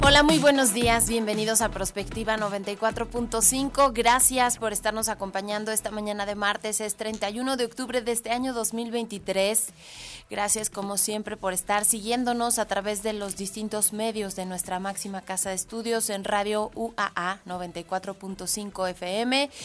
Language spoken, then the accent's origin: Spanish; Mexico; somos vecinos de Estados Unidos y la tradición del Halloween